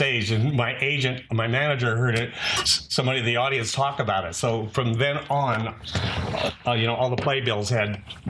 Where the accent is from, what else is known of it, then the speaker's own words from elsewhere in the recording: Fresno, California, United States; also born or lived in Bay Area, California; This was in Fresno, California. I was born in the Bay Area.